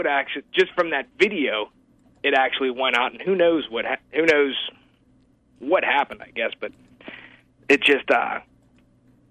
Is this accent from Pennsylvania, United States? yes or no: yes; Pittsburgh, Pennsylvania, United States; I was from Pittsburgh